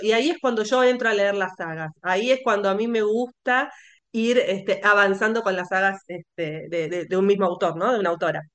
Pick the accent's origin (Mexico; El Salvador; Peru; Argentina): Argentina; yo soy argentina